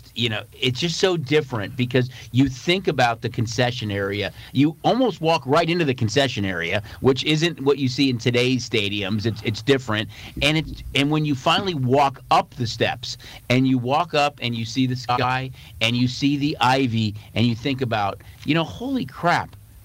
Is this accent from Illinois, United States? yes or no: yes; Chicago, Illinois, United States; growing up in Chicago